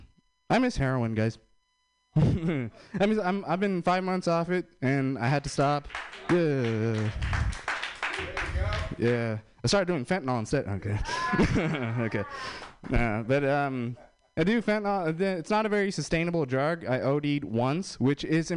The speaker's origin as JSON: {"language": "English", "country": "India", "said": "I'm Indian"}